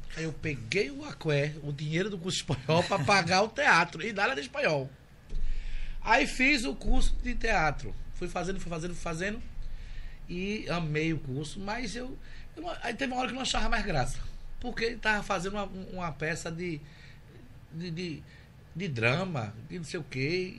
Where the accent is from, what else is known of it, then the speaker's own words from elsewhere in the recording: Recife, Pernambuco, Brazil; also born or lived in Jaboatão dos Guararapes / Germany; hoje eu tenho 42 anos e nasci em Recife.